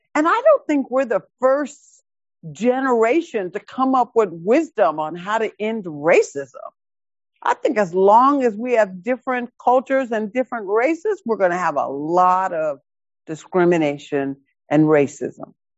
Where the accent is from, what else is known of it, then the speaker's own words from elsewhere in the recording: Seattle, Washington, United States; I grew up in High Point in the projects right over here in West Seattle.